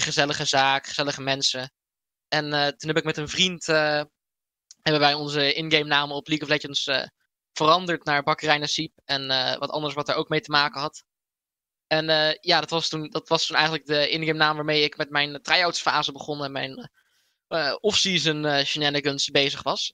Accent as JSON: {"language": "Dutch", "town": "IJsselstein", "region": "Utrecht", "country": "Netherlands", "said": "hier in eh, IJsselstein, waar ik vandaan kom"}